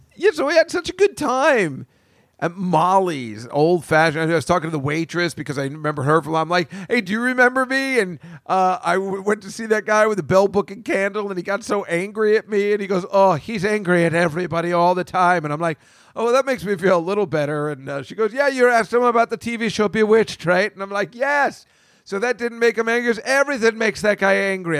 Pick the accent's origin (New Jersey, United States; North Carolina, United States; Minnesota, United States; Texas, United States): New Jersey, United States; central; now in New York, United States; I'm from New Jersey. Is it in central Jersey? That's where I'm from